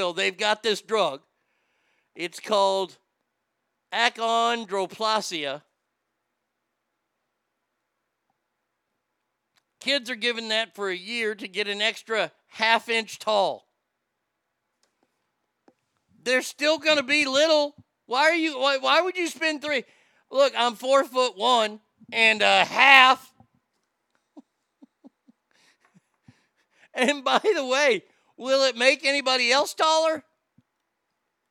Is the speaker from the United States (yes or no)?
yes; Texas, United States; my home state